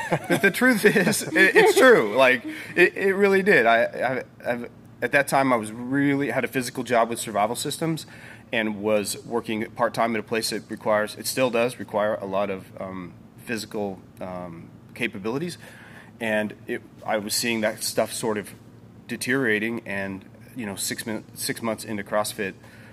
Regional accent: Kansas, United States; also born or lived in Hawaii / North Carolina / California / Connecticut; now in Groton, United States; I'm from Kansas originally.

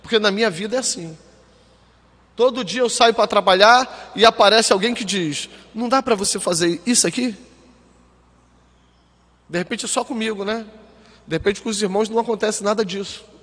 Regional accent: Rio de Janeiro, Brazil; moved away as an adult; nós viemos do Rio para cá, né? E, e, e eu lembro que quando eu cheguei aqui não tinha quase nada a minha vinda para cá, queridos, foi dramática.

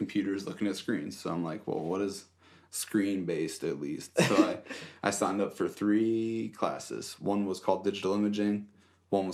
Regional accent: Summit Point, West Virginia, United States; also born or lived in Fairfax, Virginia / Manassas, Virginia; I was born in... Fairfax, Virginia, and I lived in Manassas for the first 6-7 years of my life in a townhouse with my mom and my dad. Then one of my brothers were born. We got too big for the townhouse, and my dad luckily had the money to build a little house out here in Summit Point

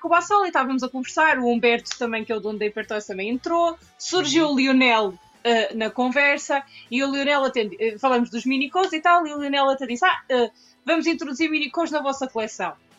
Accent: Portugal; Eu sou portuguesa, portanto, 100%.

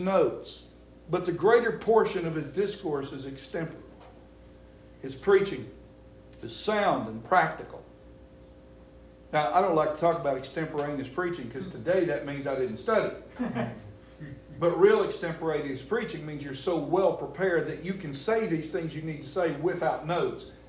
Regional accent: the South, Southern United States, United States; as a Southerner

